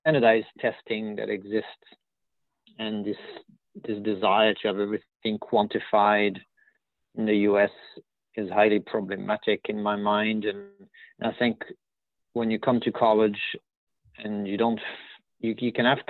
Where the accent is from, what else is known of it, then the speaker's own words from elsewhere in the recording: southeast France, France; English is a second language; moved away as an adult; also born or lived in Midwest, United States; now in United States; I'm a French native from a small town in the southeast of France.